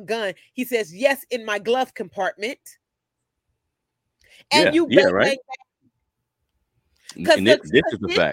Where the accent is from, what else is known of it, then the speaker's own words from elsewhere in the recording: Sacramento, California, United States; also born or lived in Oakland, California; I grew up in South Sacramento